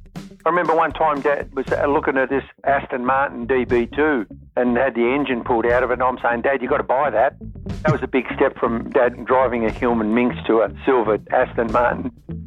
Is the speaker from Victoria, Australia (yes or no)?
no; Launceston, Tasmania, Australia; I was born in Launceston in Tasmania and went to school there.